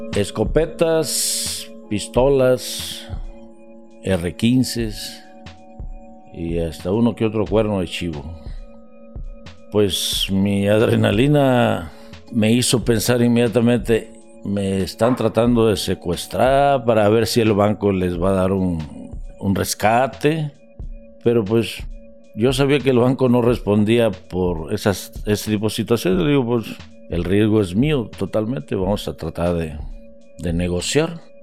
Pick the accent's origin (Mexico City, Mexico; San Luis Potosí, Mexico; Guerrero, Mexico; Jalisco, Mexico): Guerrero, Mexico; El Arenal del Centro; Yo soy originario del Arenal del Centro, municipio de Benito Juárez, que está ubicado en la costa grande del estado de Guerrero.